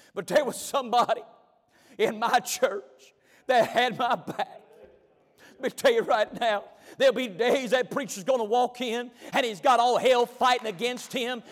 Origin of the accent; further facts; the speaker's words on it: McLeansville, North Carolina, United States; I was raised in McLeansville, North Carolina